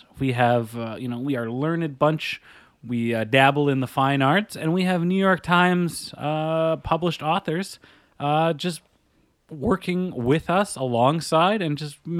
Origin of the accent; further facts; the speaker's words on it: Calgary, Alberta, Canada; I grew up in Calgary for a bit